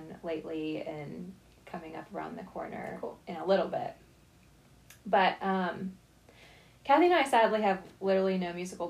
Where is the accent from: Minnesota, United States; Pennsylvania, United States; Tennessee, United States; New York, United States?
Tennessee, United States; Nashville; Well, Nashville is close to our hearts because we grew up here.